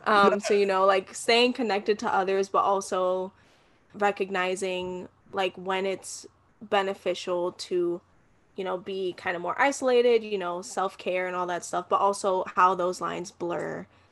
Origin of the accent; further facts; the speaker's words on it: New York City, New York, United States; I am a 24-year-old Puerto Rican and Dominican woman born and raised in the Bronx.